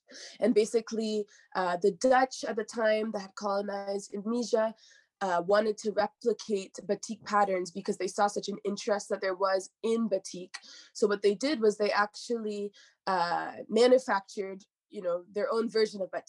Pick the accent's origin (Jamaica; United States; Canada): Canada; Hamilton, Ontario; moved away as an adult; now in Montreal, Canada; I'm from Ontario, I'm from Hamilton.